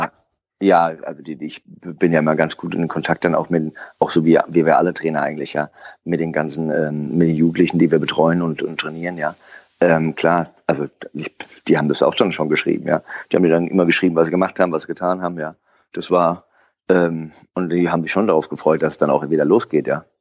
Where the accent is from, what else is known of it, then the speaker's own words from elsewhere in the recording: Frankfurt am Main, Hesse, Germany; ich bin am Stadion aufgewachsen mit meinem Opa noch mit der alten Herren, die immer trainiert haben